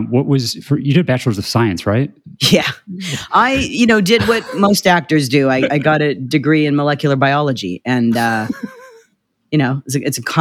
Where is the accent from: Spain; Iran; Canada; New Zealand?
Canada; also born or lived in Winnipeg / Vancouver / Toronto; now in Los Angeles, United States; Well, I'm Canadian. Uh, I was uh, you know Winnipeg, Vancouver, and Toronto.